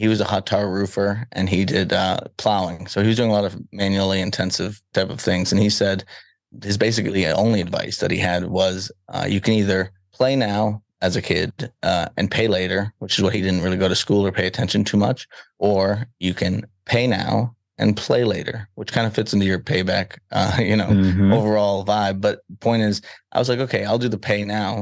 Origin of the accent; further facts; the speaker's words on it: Salem, Massachusetts, United States; I grew up in Salem, Massachusetts, so the Witch City